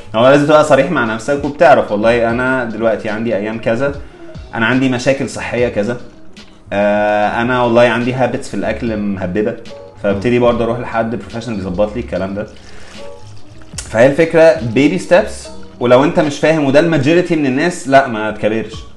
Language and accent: Arabic; Egypt